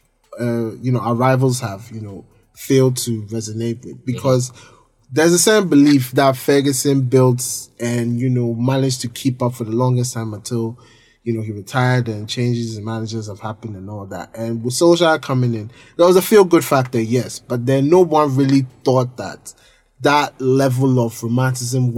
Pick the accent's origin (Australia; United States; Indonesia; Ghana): Ghana; we're all Ghanaian